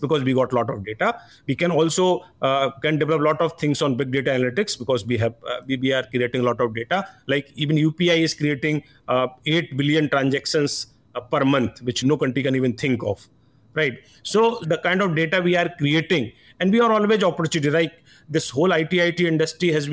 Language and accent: English; India; We as an Indian